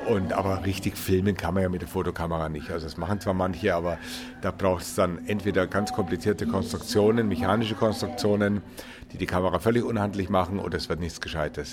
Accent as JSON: {"language": "German", "town": "Munich", "region": "Bavaria", "country": "Germany", "said": "ich komme aus München"}